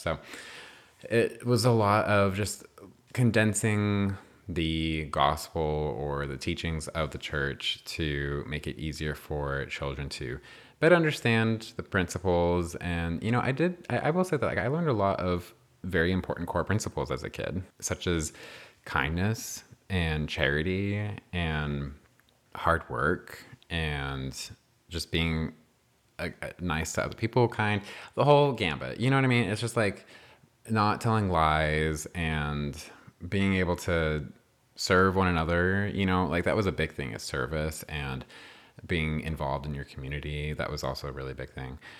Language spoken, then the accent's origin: English; New Mexico, United States; I was born and raised in New Mexico